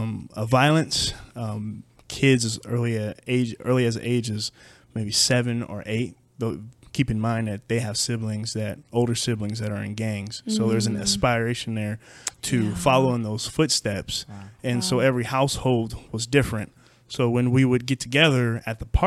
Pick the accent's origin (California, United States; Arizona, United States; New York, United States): California, United States; Madera; I grew up in a small town in Central Valley, California, Madera, California. I was born there in 1988